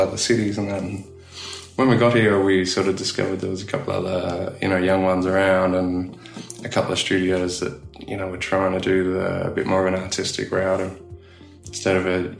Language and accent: English; Australia; accent: Aussie; moved away as an adult; also born or lived in Belfast; it's pretty safe as an Aussie